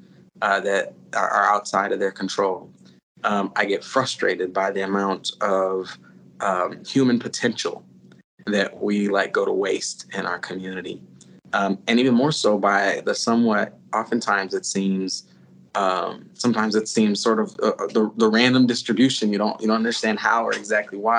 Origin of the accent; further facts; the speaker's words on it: St. Paul, Minnesota, United States; I grew up here in St. Paul, and I grew up around some just incredibly brilliant people